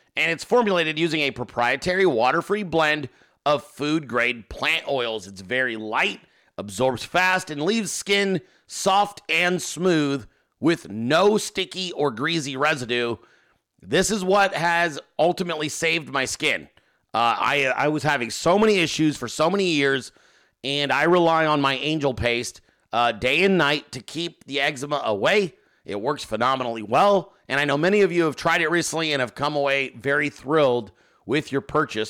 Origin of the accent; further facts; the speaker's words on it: Alaska, United States; I was born in Alaska. Uh, my family is all from Alaska